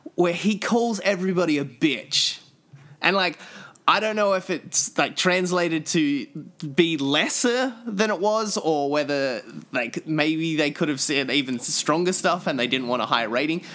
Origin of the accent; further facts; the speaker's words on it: Australia; moved away; me growing up in Australia